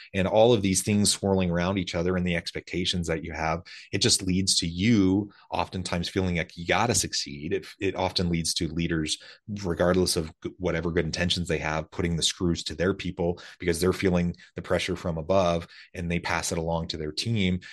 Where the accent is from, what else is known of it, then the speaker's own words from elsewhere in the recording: Salem, Oregon, United States; moved away; also born or lived in rural Missouri; I grew up in Salem, Oregon, South